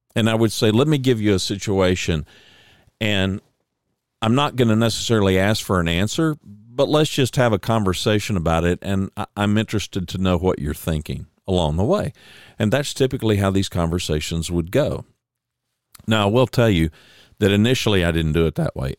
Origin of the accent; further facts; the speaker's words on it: Oklahoma, United States; I was born in Oklahoma